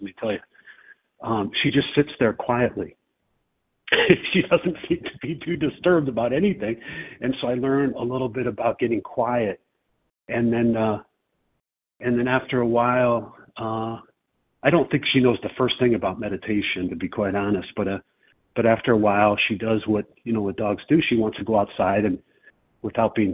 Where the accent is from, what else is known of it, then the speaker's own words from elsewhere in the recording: Chicago, Illinois, United States; I'm from Chicago